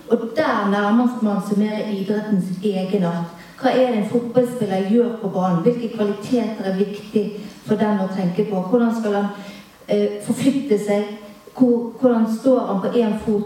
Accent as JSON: {"language": "Norwegian", "town": "Bergen", "region": "Vestland", "country": "Norway", "said": "jeg er bergenser sjøl"}